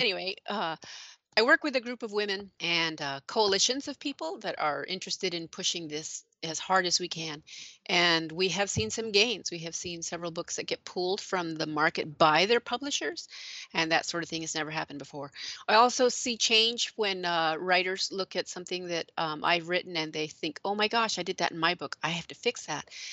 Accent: New Mexico, United States; moved away as an adult; also born or lived in Illinois; growing up in New Mexico

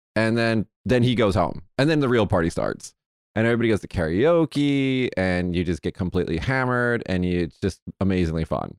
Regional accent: Las Vegas, Nevada, United States; I'm from Vegas

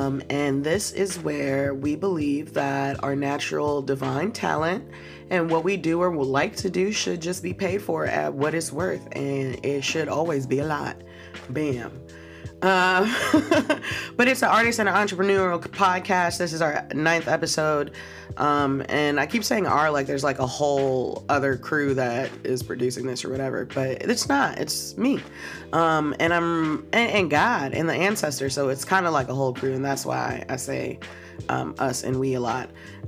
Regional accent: Chicago, Illinois, United States; like I'm from Chicago, pop, like.

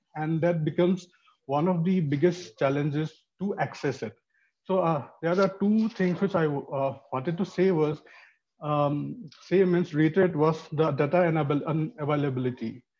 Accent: Manipur, India; moved away; I'm from Manipur, which is in the conflict zone already

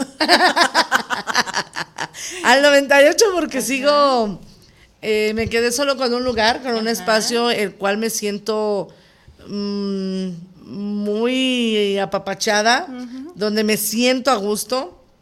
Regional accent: Mexico

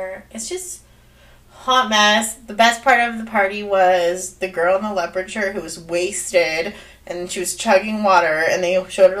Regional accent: Santa Ana, California, United States; we're from Santa Ana.

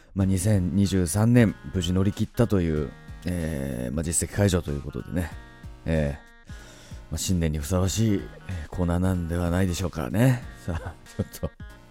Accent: Tohoku, Japan; 僕東北の出身ですので

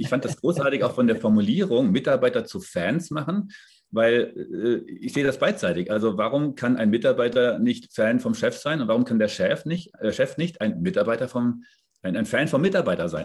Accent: Darmstadt, Hesse, Germany; also born or lived in Frankfurt / Munich; now in south of Munich, Germany; Ich bin in Darmstadt geboren, also ich bin eigentlich Hesse, lebe jetzt hier südlich von München

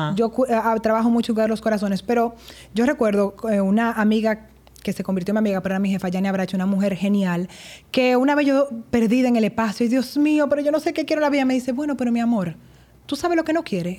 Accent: Santo Domingo, Distrito Nacional, Dominican Republic; Nací aquí en Santo Domingo

